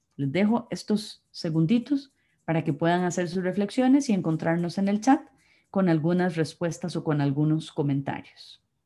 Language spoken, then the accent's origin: Spanish; Costa Rica; somos costarricenses